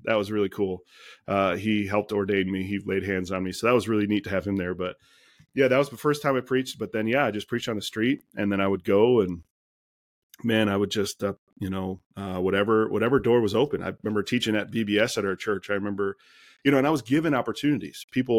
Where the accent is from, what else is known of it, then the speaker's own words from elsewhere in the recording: Detroit, Michigan, United States; Had a friend that he would go to the street corner where we grew up and in Detroit there, you know, just city blocks kind of thing.